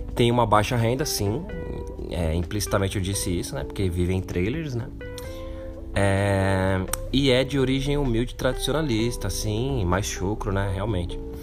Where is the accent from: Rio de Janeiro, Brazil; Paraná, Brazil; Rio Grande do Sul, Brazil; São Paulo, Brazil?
São Paulo, Brazil; eu morar no Capão Redondo